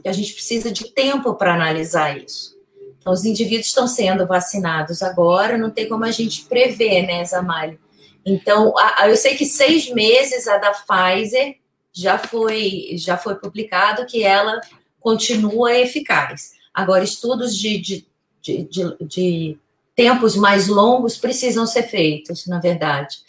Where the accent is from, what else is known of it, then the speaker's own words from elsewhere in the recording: Brazil; a gente é brasileiro